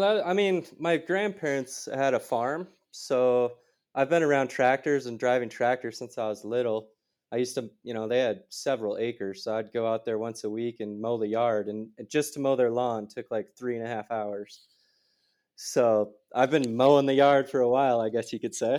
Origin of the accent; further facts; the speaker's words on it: just outside of Minneapolis, Minnesota, United States; moved away; I grew up in Minis-, Minnesota, just outside of Minneapolis.